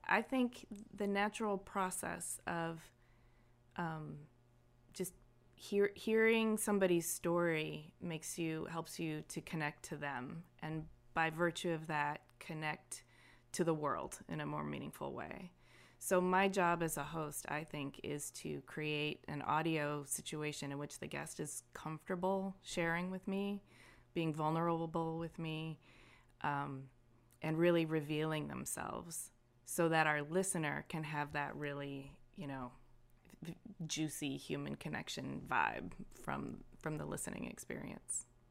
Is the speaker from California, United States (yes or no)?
no; Ypsilanti, Michigan, United States; I grew up in Ypsilanti, Michigan, um, and it was a great little town to grow up